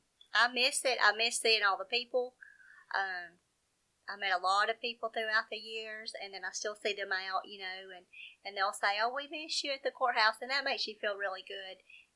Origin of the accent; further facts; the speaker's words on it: Jasper, Alabama, United States; also born or lived in Slidell, United States; I'm from Jasper, Alabama, of course, and I've lived here pretty much all my life, except about 2 years. Lived in Louisiana in middle school.